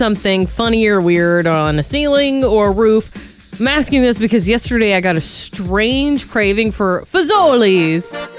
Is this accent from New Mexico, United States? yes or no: no; Milledgeville, Georgia, United States; my hometown in Milledgeville, Georgia